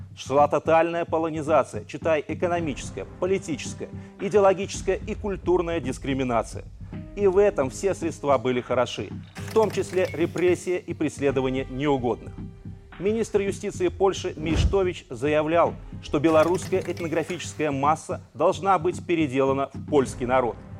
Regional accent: Belarus; мы, белорусы – не вдруг откуда-то взялись в центре Европы

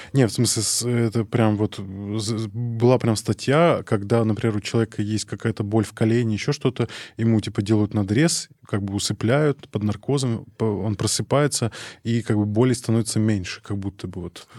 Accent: Arkhangelsk Oblast, Russia; я из Архангельской области, э, из маленького поселка

